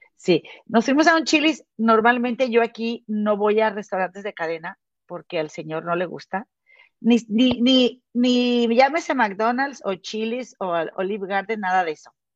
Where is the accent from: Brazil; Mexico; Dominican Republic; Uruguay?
Mexico; now in United States; somos, somos mexicanas